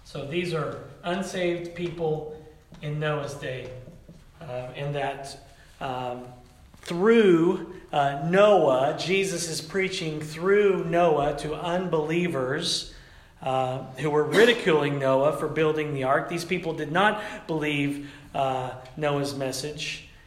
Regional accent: Tennessee, United States; moved away; growing up in the Pentecostal church in the South, back in Tennessee

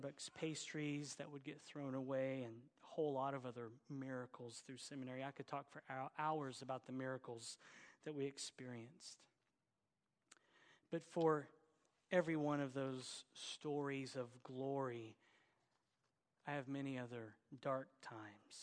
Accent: Oklahoma, United States; accent: Oklahoma; my Oklahoma accent

